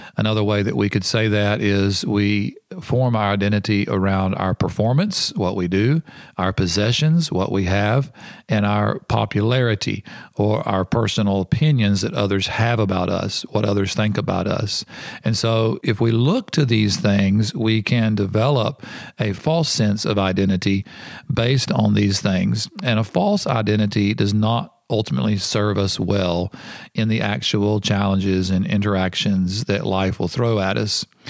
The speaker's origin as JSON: {"language": "English", "country": "United States", "tie": "born or raised there", "moved": "yes", "said": "I'm an American."}